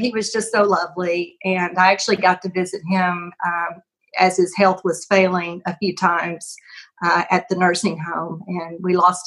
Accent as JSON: {"language": "English", "town": "Pine Bluff", "region": "Arkansas", "country": "United States", "tie": "born or raised there", "said": "I came from Pine Bluff High School"}